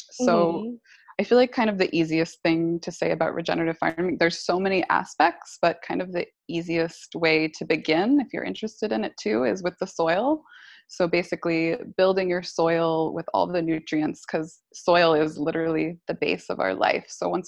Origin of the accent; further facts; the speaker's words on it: East Coast, United States; also born or lived in California; Yeah, I grew up on the East Coast. So I'm back here.